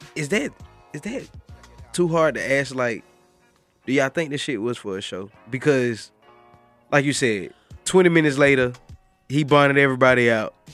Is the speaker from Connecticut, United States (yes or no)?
no; Macon, Georgia, United States; I'm from Macon, Georgia